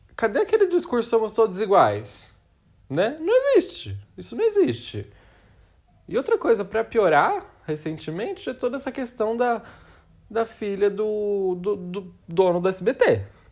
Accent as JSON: {"language": "Portuguese", "country": "Brazil", "said": "a gente é brasileira"}